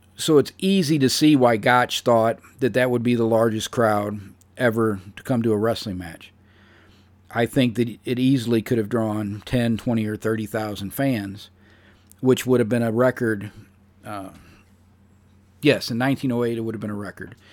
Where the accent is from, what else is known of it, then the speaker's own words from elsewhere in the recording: St. Louis, Missouri, United States; my hometown of Saint Louis, Missouri